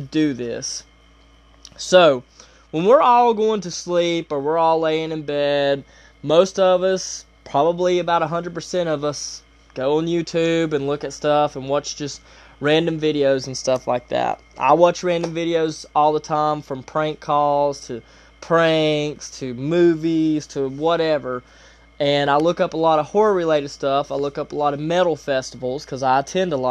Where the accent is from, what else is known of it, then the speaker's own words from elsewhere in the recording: Asheville, North Carolina, United States; I live in Asheville, North Carolina. So I'm from the Carolinas